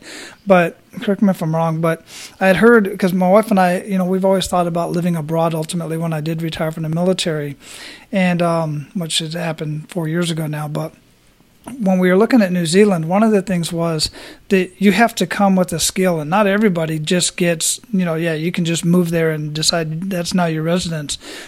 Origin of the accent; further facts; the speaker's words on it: Phoenix, Arizona, United States; now in Tampa, United States; I was down in Arizona, and that's where I was born and raised, in Phoenix